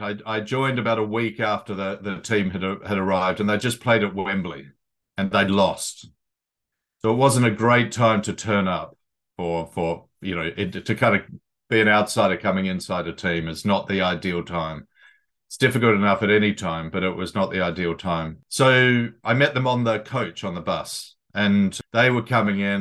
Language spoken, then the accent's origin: English; New Zealand; moved away as an adult; also born or lived in Sydney, Australia; now in London, United Kingdom; I'm a boy from New Zealand, Aotearoa, but I've lived in London for, uh, nearly three decades now.